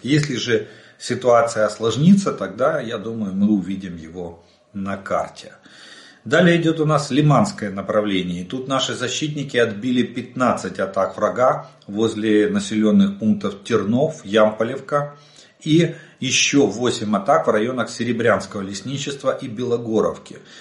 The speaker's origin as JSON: {"language": "Russian", "country": "Ukraine", "said": "мы из Украины"}